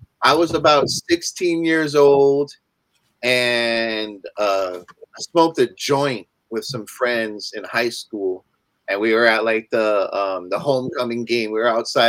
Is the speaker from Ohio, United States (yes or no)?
no; Hawaii, United States; also born or lived in Pacific Northwest; now in Oregon, United States; I was born here in the Pacific Northwest. I grew up in Hawaii, lived half my life out there.